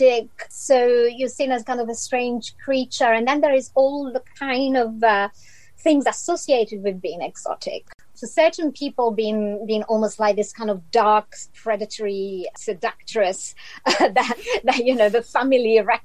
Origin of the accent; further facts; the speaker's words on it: Italy; English is a second language; moved away as an adult; now in London, United Kingdom; I'm from Italy.